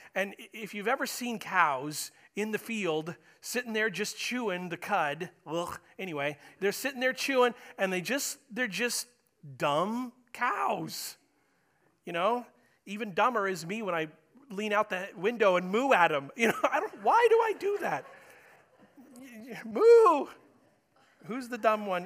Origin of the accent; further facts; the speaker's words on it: United States; I'm an American, proud to be an American